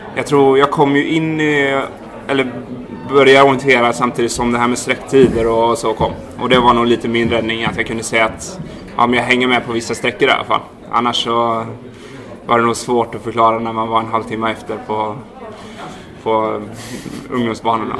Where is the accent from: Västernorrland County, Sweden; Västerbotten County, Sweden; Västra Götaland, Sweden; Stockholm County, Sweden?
Västra Götaland, Sweden; Härryda; moved away as an adult; also born or lived in Dalarna; Född och uppvuxen eh, vid Skördal ute i Härryda